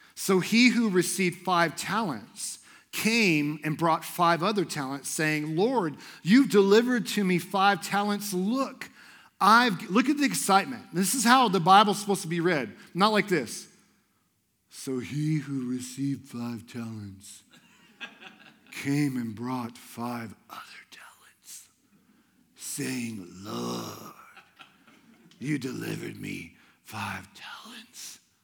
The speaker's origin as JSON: {"language": "English", "town": "Houston", "region": "Texas", "country": "United States", "moved": "as an adult", "lives_now": "Idaho, United States", "said": "I moved here from Houston, Texas, because I believed that God wanted me to love on people in Idaho"}